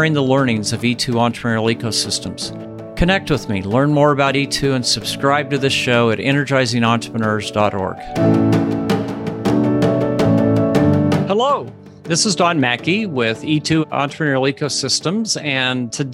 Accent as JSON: {"language": "English", "town": "Mullen", "region": "Nebraska", "country": "United States", "tie": "born or raised there", "also_born_or_lived": "Ogallala, Nebraska", "said": "my childhood hometown was Mullen, Nebraska, population 500"}